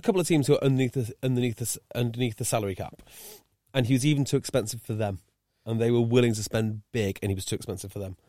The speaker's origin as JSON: {"language": "English", "region": "North Wales", "country": "United Kingdom", "also_born_or_lived": "Bristol", "moved": "as an adult", "said": "I'm from North Wales and we had no rugby"}